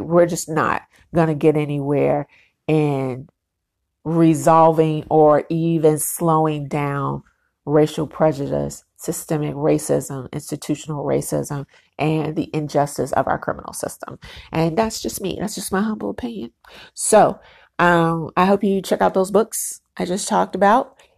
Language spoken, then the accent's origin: English; United States; I'm black, I'm black American, very proud black American